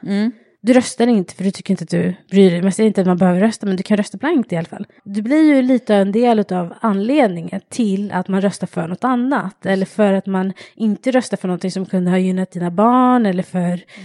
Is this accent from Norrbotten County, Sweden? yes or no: no; Stockholm, Stockholm County, Sweden; also born or lived in England; Jag är själv uppvuxen i Husby, i förorten Husby